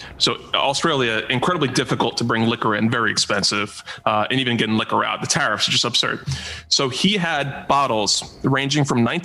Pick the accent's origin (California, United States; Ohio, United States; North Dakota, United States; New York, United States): New York, United States; Bethpage; now in Old Brookville, United States; I'm from Bethpage. So I grew up, went to Bethpage High School, Bethpage Middle School.